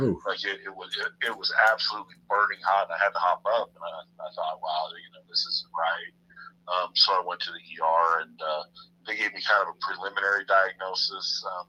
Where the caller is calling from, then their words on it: Parker, Colorado, United States; Parker, Colorado.